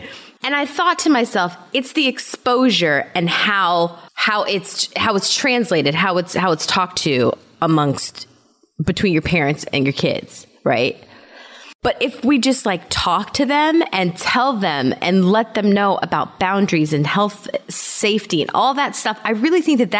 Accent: Germany; I told you that I grew up in Germany, right?

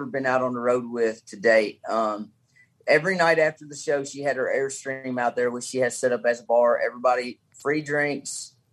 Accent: Caneyville, Kentucky, United States; now in Monticello, United States; My hometown is Caneyville, Kentucky, but right here in Monticello, Kentucky, where I live now

